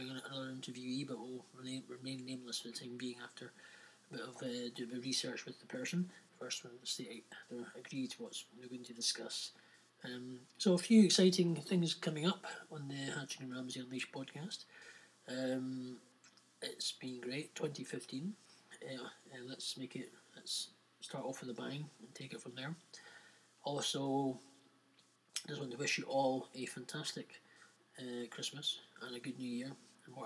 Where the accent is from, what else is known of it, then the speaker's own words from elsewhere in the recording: Scotland, United Kingdom; also born or lived in Edinburgh; we are broadcasting from Edinburgh in Scotland, UK